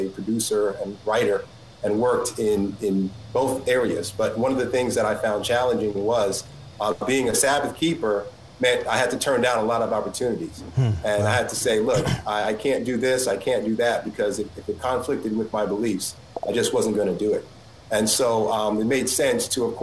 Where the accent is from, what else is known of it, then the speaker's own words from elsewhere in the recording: New York, United States; I'm originally from New York